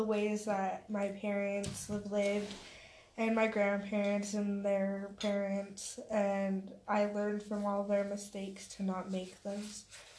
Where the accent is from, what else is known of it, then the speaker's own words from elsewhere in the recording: Woods Cross, Utah, United States; also born or lived in Bountiful, Utah / Rose Park, Salt Lake City, Utah; I'm from Utah. I was raised in Woods Cross, Davis County, Bountiful, some of Rose Park, yeah.